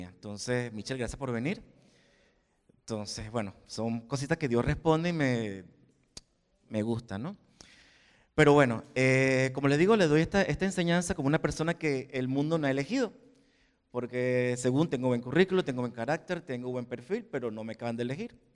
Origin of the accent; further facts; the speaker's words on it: Venezuela; moved away as an adult; now in Spain; cuando salí de Venezuela a este país, dije, bueno, ya mi prueba fue cuando salí de Venezuela. Todos los años que pasé aquí como sin papeles, buscando trabajo, trabajando en negro, la primera tarjeta de residencia, por fin me dieron el DNI